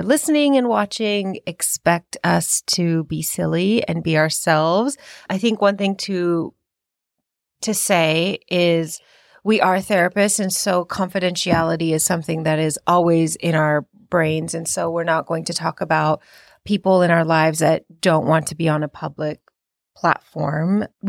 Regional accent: India; now in United States; So I am East Indian and I am an immigrant in this country. And I was raised in a very traditional household, but still had to assimilate and acculturate to the American way of life.

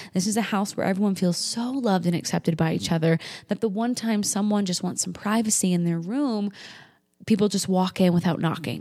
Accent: New Hampshire, United States; moved away as an adult; now in Denver, United States; I'm from New Hampshire

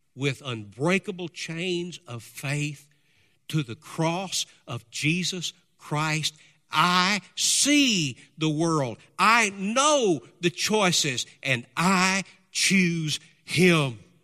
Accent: United States; we as Americans

